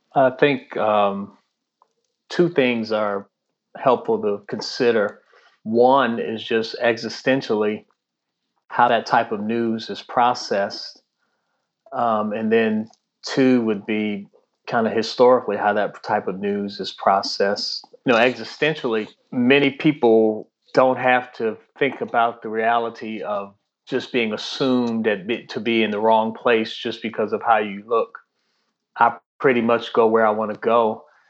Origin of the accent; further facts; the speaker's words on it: Washington, District of Columbia, United States; also born or lived in Prince George's County, Maryland / Tidewater, Virginia / Lexington, Kentucky; now in Annapolis, United States; I grew up in the Washington D.C. area, first in Southeast Washington D.C., and then in Prince George's County, Maryland, which is just outside of D.C.